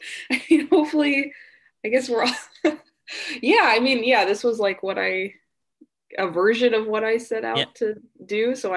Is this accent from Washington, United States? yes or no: yes; Seattle, Washington, United States; moved away as an adult; now in Los Angeles, United States; I'm from the Seattle area originally, and I moved to LA about 4 years ago.